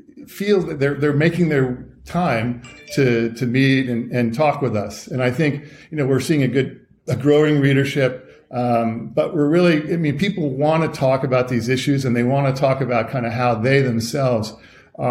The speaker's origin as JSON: {"language": "English", "town": "Washington", "region": "District of Columbia", "country": "United States", "tie": "born or raised there", "said": "I was a little kid growing up in Washington, D.C."}